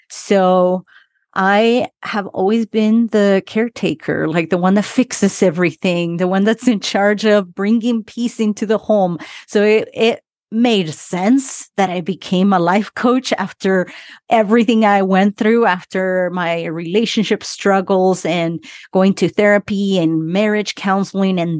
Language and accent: English; Utah, United States; English is a second language; also born or lived in Argentina; I am from Argentina, but grew up in Utah. I came to the US when I was 12 years old, been here 27 years. So that's where my accent is from.